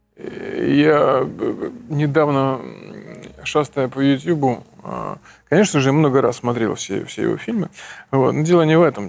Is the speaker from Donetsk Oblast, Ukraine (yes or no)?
no; Kherson, Kherson Oblast, Ukraine; moved away; Я из Херсона.